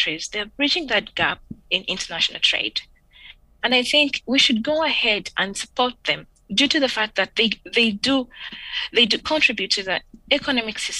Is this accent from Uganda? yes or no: yes; Uganda; moved away as an adult; also born or lived in Turkey; now in France; my country, I come from Uganda